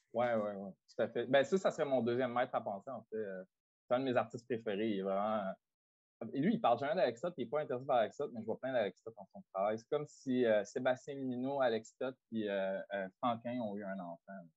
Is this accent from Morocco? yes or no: no; Drummondville, Quebec, Canada; je viens de Drummondville, puis j'avais accès à des bibliothèques publiques